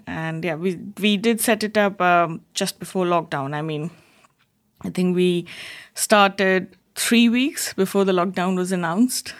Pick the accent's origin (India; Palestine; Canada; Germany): India; Jamshedpur, Jharkhand; moved away as an adult; also born or lived in Kolkata, India / Bangalore, India; now in Wantage, United Kingdom; I grew up in a very small town called, like, Jamshedpur, uh, And then, again, we moved to Kolkata, like, when I was a bit bigger.